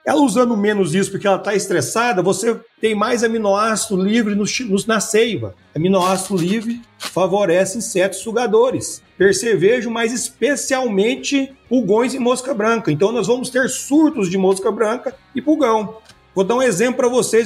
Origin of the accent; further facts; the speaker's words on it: Rio Verde, Goiás, Brazil; moved away as an adult; also born or lived in Mato Grosso; sou natural de Rio Verde, estudei aqui a graduação